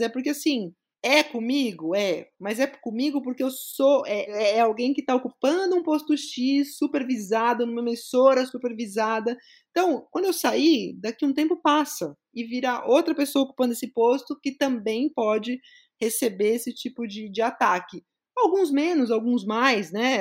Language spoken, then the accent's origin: Portuguese; São Paulo, Brazil; Eu sou de São Paulo mesmo, sou paulistana da Gema, cresci na zona leste da capital